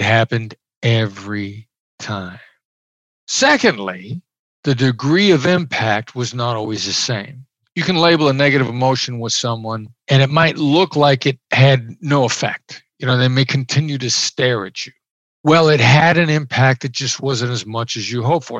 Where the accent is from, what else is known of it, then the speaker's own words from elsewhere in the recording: Iowa, United States; moved away; I grew up in Iowa. I'm a small town Iowa boy